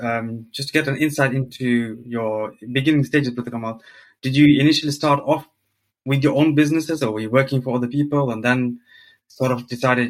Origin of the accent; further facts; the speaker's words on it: Sunderland, North East England, United Kingdom; I'm from Sunderland, and most of the community are from the same village. So it's like you move from the village in Bangladesh to the village in the UK.